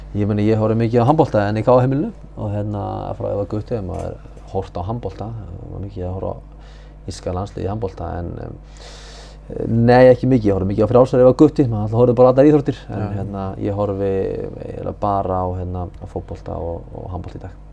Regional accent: Húsavík, Northeastern Region, Iceland; ég kem frá Húsæk

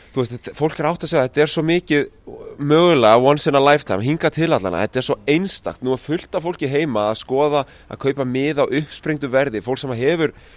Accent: Iceland; við erum frá Íslandi

